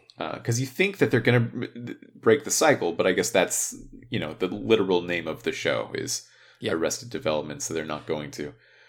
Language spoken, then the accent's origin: English; California, United States; especially just because we grew up in Southern California.